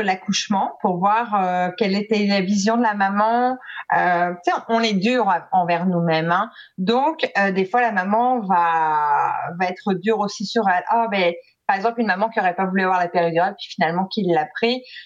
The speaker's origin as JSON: {"language": "French", "country": "France", "moved": "yes", "lives_now": "Quebec, Canada", "said": "je suis française"}